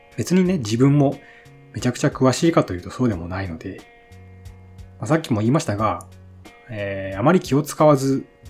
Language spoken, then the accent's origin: Japanese; Shimane, Japan; 生まれも育ちも島根県です。